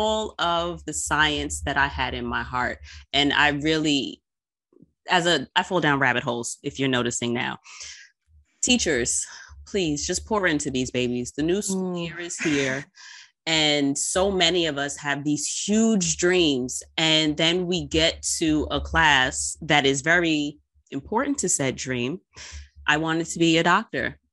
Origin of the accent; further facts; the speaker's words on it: New York, United States; I'm from New York